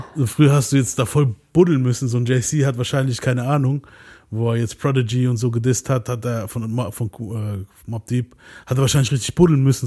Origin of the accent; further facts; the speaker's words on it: near Mannheim, Baden-Württemberg, Germany; ich bin hier aus ganz in der Nähe von Mannheim